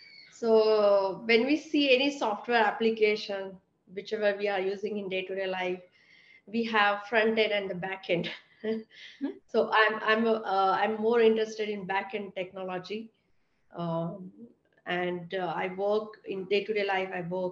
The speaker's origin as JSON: {"language": "English", "country": "India", "tie": "born or raised there", "moved": "as an adult", "lives_now": "United States", "said": "So when I was in India, I was working for 6 years in tech"}